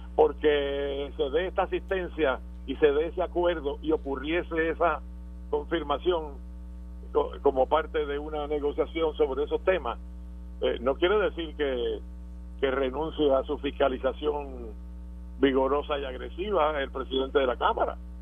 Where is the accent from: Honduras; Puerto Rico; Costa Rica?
Puerto Rico; nosotros somos puertorriqueños que formamos parte de esa nación